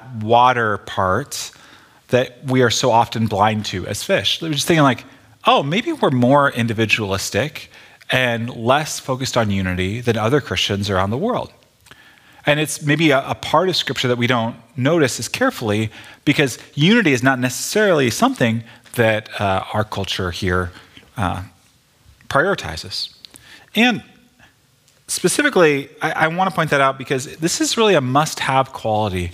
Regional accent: United States; as California American evangelical Protestants

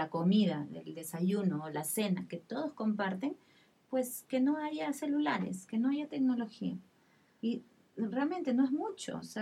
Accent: Peru; yo digo, bueno, soy peruana y por ahí eh, puedo decir las cosas

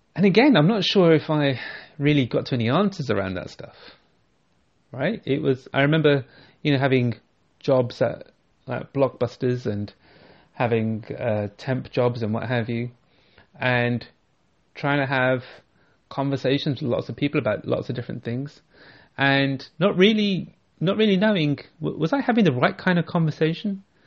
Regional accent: United Kingdom; growing up as a British Sikh

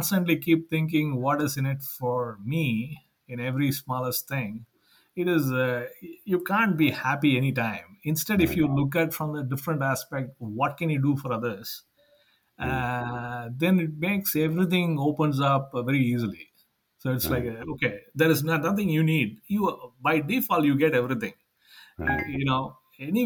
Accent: Madurai, Tamil Nadu, India; now in Sacramento, United States; we are starting a huge campus in Madurai, my hometown

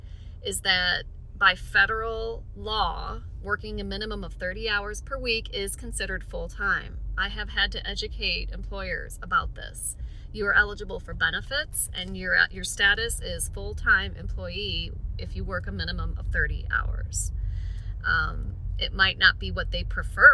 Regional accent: Sylvania, Ohio, United States; also born or lived in New Mexico; now in Lexington, United States; I am currently practicing in Lexington, Kentucky, although I'm originally from Sylvania, Ohio

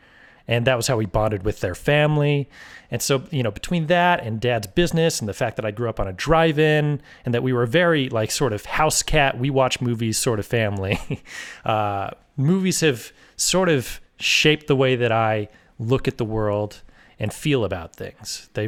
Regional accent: California, United States; born there; And then my dad, he was a DJ when I was born in the Bay Area.

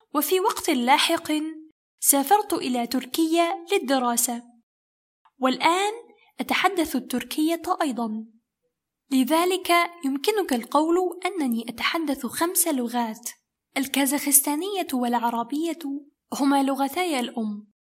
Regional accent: Egypt; first language Kazakh and Arabic; moved away as an adult; also born or lived in Kazakhstan / Turkey; أنا ولدت وترعرعت في مصر ووالداي من كازاخستان

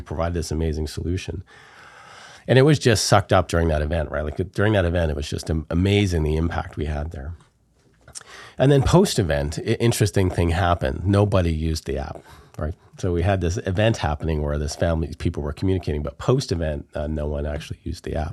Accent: We Wai Kai Nation, Vancouver Island, British Columbia, Canada; I'm from the Wee Wee K Nation here on Vancouver Island

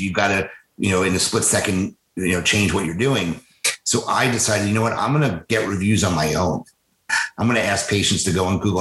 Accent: New York, United States; moved away as an adult; also born or lived in New Orleans / Boston; now in Philadelphia, United States; I grew up in New York. So I grew up in about a half hour from New York City, so the suburbs.

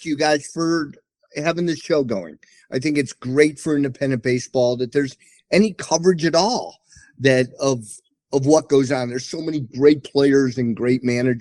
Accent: Chicago, Illinois, United States; moved away as an adult; also born or lived in Plainfield, Illinois; now in Texas, United States; I'm from Chicago

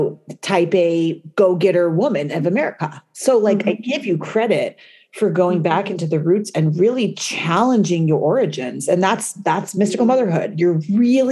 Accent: United States; also born or lived in New York

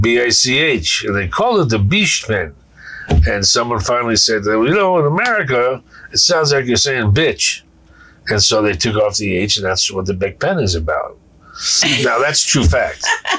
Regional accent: New England, United States; Look, I come from New England.

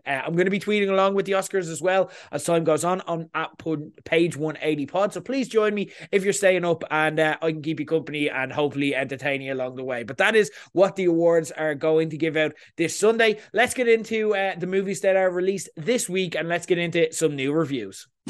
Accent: Ireland; accent: Irish; you're hearing my accent

